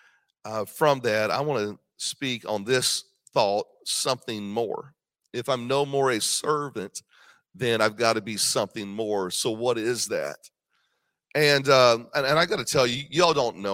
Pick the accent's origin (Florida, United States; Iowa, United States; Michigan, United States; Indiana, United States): Indiana, United States; I grew up in Indiana, but my dad is from Georgia.